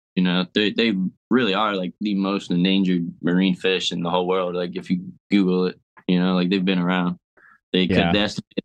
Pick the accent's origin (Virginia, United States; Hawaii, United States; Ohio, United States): Ohio, United States; now in Florida, United States; I grew up in Ohio